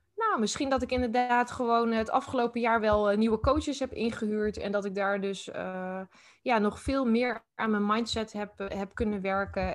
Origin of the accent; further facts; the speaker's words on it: Utrecht, Netherlands; ook in Utrecht. Ik ben echt geboren en getogen hier